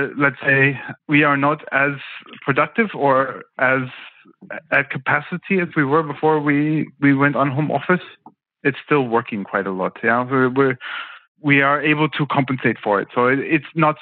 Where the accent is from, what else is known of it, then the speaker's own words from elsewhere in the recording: United States; moved away as an adult; also born or lived in Los Angeles, United States / London, United Kingdom / China; now in Berlin, Germany; I'm an American